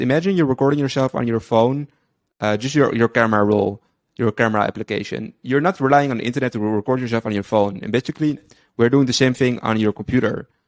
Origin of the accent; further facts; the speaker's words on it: Amsterdam, North Holland, Netherlands; moved away as an adult; now in Tel Aviv, Israel; originally from the Netherlands, uh, grew up in Amsterdam, and I've been living there all my life until five months ago. Moved to Israel, Tel Aviv